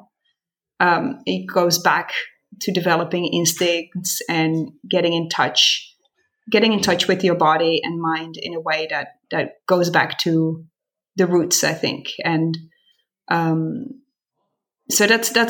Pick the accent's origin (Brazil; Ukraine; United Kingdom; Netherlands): Netherlands; moved away as an adult; also born or lived in San Francisco, United States; now in Montreal, Canada; I was born and raised in Holland.